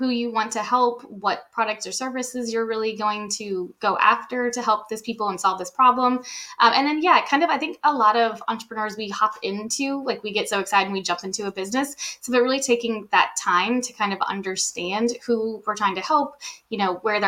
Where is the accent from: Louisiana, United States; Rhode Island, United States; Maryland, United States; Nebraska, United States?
Louisiana, United States; New Orleans; moved away as an adult; now in Washington/Oregon area, United States; We're from New Orleans. So we were in New Orleans